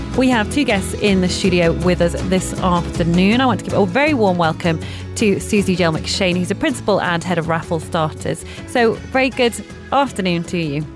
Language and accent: English; Manchester, North West England, United Kingdom; I grew up in Manchester